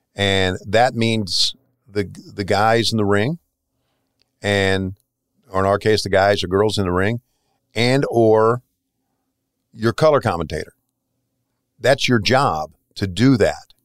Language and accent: English; the South, United States; moved away as an adult; I left, uh, my hometown in nineteen eighty-one, so eight years before that, I'd uh, lived in a very redneck, uh, town in, uh, southern, in the South, in the hills